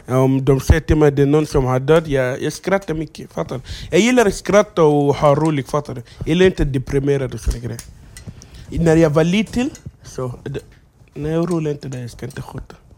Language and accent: Swedish; Egypt; Swedish is a second language; moved away as an adult; also born or lived in South Sudan; now in Sweden; jag är uppvuxen i Egypten. Det är därför jag kan arabiska